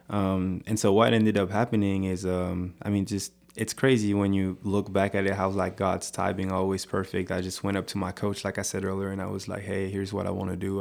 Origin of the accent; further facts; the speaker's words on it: France; moved away as an adult; now in United States; growing up in France, I used to just, you know, go to church every Sunday.